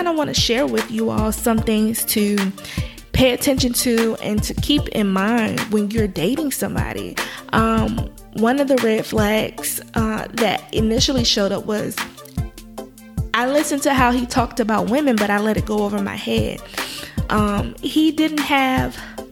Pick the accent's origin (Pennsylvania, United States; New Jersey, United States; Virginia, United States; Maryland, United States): Virginia, United States; moved away as an adult; I'm from Virginia